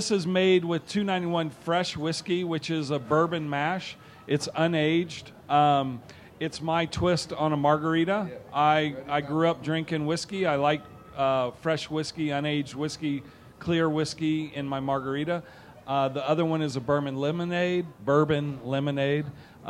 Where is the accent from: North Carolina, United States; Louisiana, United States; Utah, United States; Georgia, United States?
Georgia, United States; I'm like, I'm from Georgia. They make it in the woods. It cannot be that hard.